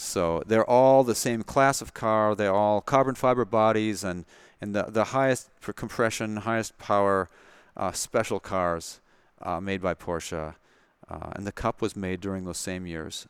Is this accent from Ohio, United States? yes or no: no; Madison, Wisconsin, United States; moved away as an adult; also born or lived in California; Madison, Wisconsin, born and raised in Madison and, uh, went to high school and college there, University of Wisconsin